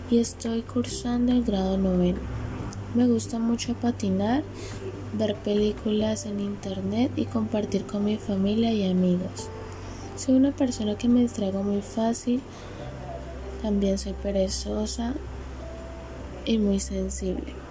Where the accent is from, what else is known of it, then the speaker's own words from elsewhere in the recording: Cali, Valle del Cauca, Colombia; Nací en la clínica Salucot el día 19 de marzo de 2006. Tengo 15 años y soy de Cali.